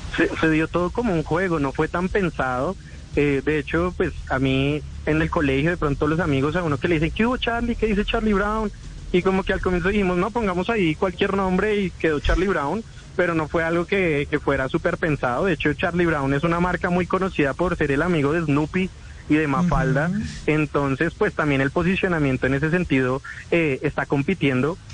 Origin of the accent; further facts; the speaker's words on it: Bogotá, Colombia; accent: bogotano; como bogotano siento que tenemos un acento muy neutro